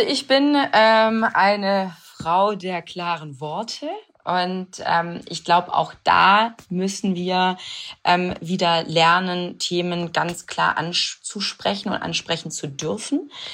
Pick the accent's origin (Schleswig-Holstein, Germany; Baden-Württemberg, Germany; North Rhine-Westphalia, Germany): Baden-Württemberg, Germany; Swabia; ich bin wirklich heimatverbunden und ich liebe, ich liebe äh, das Schwabenländle